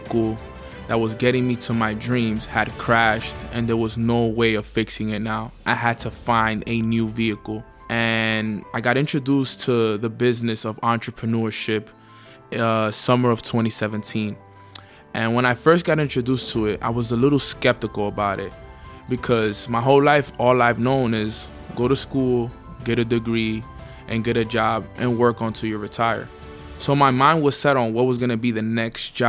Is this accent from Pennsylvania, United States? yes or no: no; New York City, New York, United States; born and raised in Washington Heights, New York